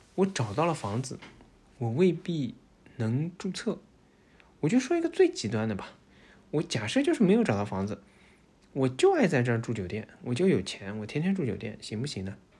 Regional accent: Shanghai, China; moved away as an adult; now in Netherlands; 我们上海人就会被说排外

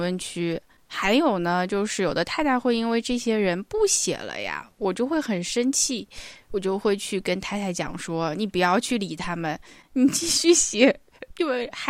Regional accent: Hangzhou, Zhejiang, China; 首先，我作为一个杭州人，我可能一共去过三次岳王庙

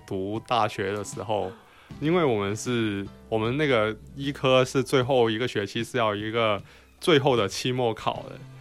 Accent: Guangzhou, Guangdong, China; 我们广州话叫食字啊

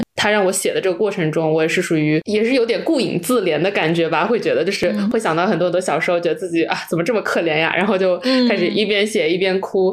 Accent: Wenzhou, Zhejiang, China; 特别是我们是温州的

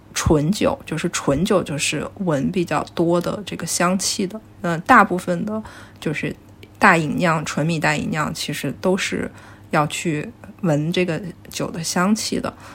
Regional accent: northwestern China, China; now in Shanghai, China; 因为我是西北人

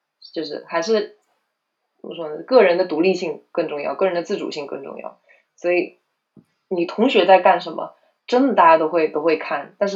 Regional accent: South Korea; Chinese is a second language; 啊，对我们，而且我们韩国人巨多，就一一一个届可能有六十个韩国留学生这样子，对。

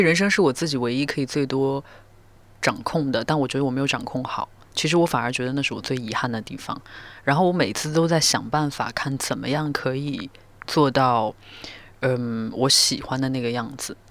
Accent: Northwest China, China; now in Beijing, China; 我是一个西北人，然后，嗯，副歌在，我，是我第一次尝试用一些我自己方言的东西

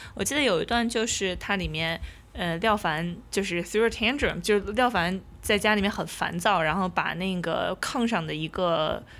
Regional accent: Shanxi, China; 我和阿花都是山西人

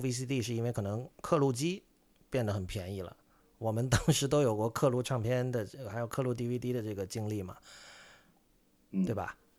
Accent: Shenzhen, Guangdong, China; 我的家乡深圳

